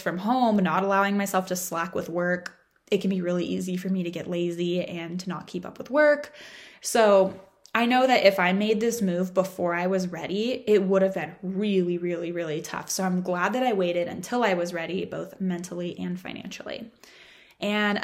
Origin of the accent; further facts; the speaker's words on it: Orange County, California, United States; moved away as an adult; also born or lived in San Diego; I had my parents in Orange County. And it was really nice to kind of like have a stake in my hometown